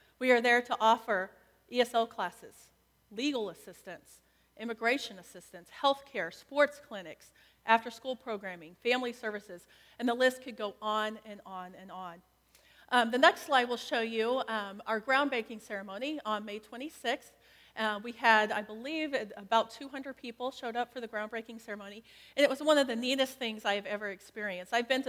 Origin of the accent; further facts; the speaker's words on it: near Cactus, Texas, United States; now in Cactus, United States; I grew up very near Cactus, Texas